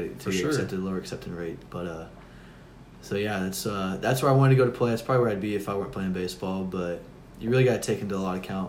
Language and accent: English; Murfreesboro, Tennessee, United States; we're from Murfreesboro, most of us.